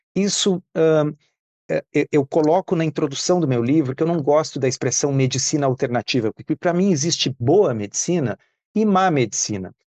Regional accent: Porto Alegre, Rio Grande do Sul, Brazil; eu nasci em Porto Alegre, eu sou de 1971

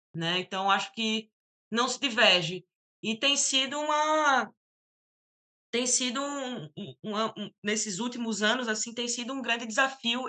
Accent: Natal, Rio Grande do Norte, Brazil; eu venho da, da Copab, venho do conjunto habitacional

